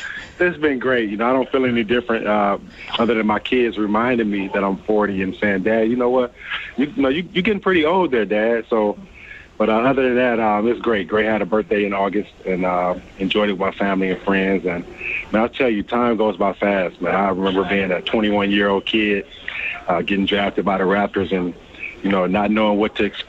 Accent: Flint, Michigan, United States; growing up in Flint

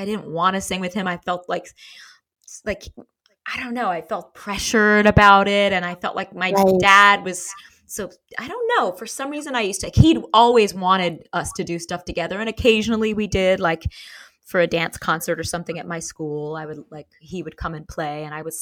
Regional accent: New York City, New York, United States; I grew up in Manhattan. I grew up in Tribeca before it became Fancy Pants

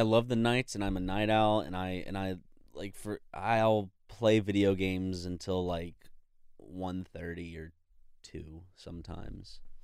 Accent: South Carolina, United States; moved away; we're both from South Carolina

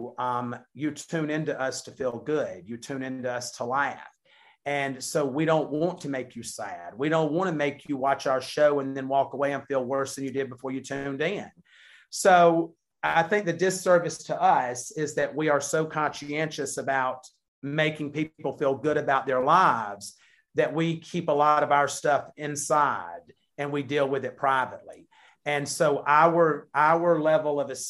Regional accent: the South, United States; we're from the South

